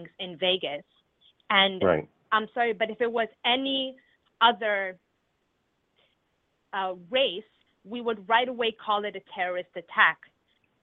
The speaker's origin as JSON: {"language": "English", "country": "Lebanon", "moved": "yes", "lives_now": "Toronto, Canada", "said": "I'm originally from Lebanon. And when I was born, it was during the war"}